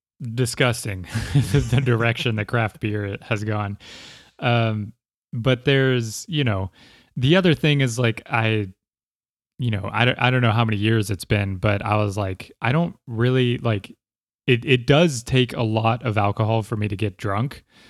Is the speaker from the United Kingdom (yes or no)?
no; Ireland; You know, I had always just blamed it on being Irish, like being able to not have a hangover.